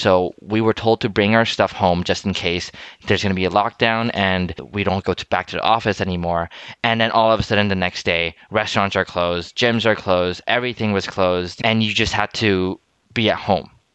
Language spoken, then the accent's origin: English; Philippines; also born or lived in Taiwan; now in Canada; growing up in Asia or in Philippines and even to some extent Taiwan